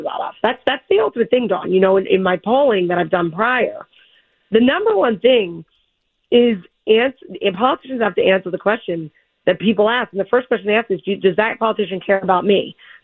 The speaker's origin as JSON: {"language": "English", "town": "Philadelphia", "region": "Pennsylvania", "country": "United States", "tie": "born or raised there", "said": "I'm from Philadelphia"}